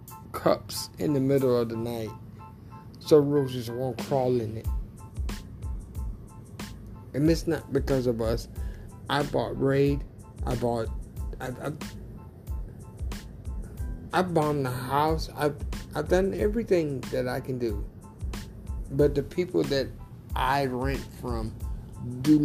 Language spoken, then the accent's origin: English; Tylertown, Mississippi, United States; also born or lived in New Orleans, Louisiana; now in Florida, United States; I grew up in Tylertown, Mississippi